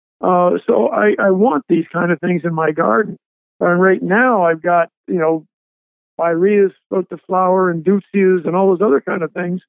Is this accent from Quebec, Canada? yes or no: yes; Montreal, Quebec, Canada; now in Athens, Georgia, United States; my home, my original home was Montreal. Okay. So I'm a Canadian